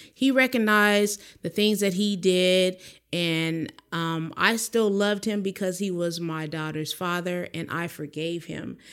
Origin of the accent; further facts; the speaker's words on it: San Dimas, California, United States; grew up in a little city called San Dimas, you know, Raging Waters in California